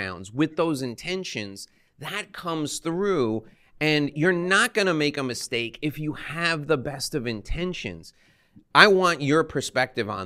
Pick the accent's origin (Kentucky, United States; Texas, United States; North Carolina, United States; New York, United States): New York, United States; I'm from New York. I'm from the United States.